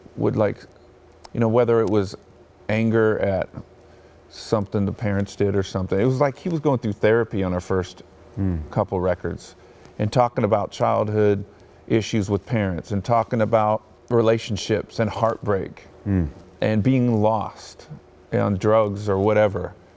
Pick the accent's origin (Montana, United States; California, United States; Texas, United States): California, United States; Bakersfield; also born or lived in Hawthorne, California / Torrance, California; we lived in Torrance, California, and I was born in Hawthorne, and that's when uh, my parents had those positions. And then when I turned like nine years old, fourth grade, we moved to Bakersfield